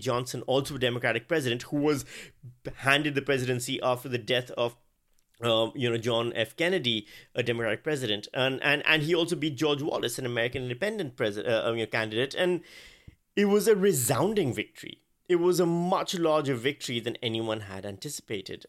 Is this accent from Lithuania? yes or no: no; Pakistan; moved away as an adult; also born or lived in Virginia, United States; I'm Pakistani. I grew up in Pakistan. I spent thirty-five years of my life in Pakistan.